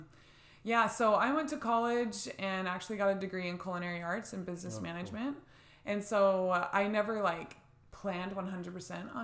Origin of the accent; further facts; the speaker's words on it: Gilbert, Arizona, United States; I was born and raised here in Gilbert.